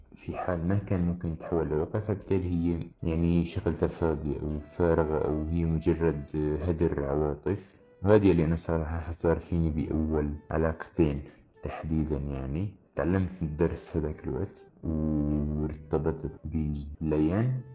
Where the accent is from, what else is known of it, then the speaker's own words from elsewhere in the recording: Syria; moved away; نحن كسوريين